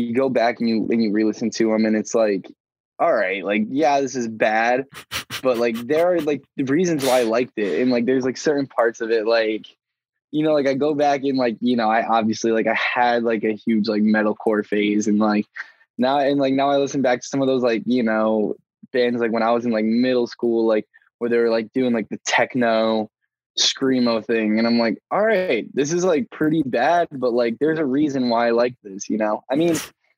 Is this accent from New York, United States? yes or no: yes; Albany, New York, United States; now in New York City, United States; I grew up in Albany, New York, which is upstate